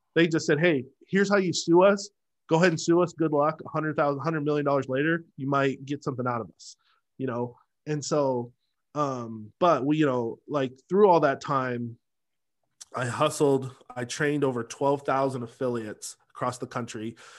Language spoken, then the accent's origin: English; Seattle, Washington, United States; moved away as an adult; also born or lived in Los Angeles; now in Dallas, United States; I grew up in Beacon Hill, Rainier Valley